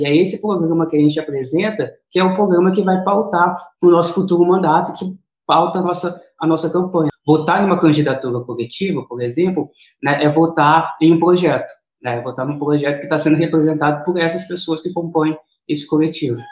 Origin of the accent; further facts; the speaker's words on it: Serra, Espírito Santo, Brazil; Eu nasci, fui criado aqui em Campinho da Serra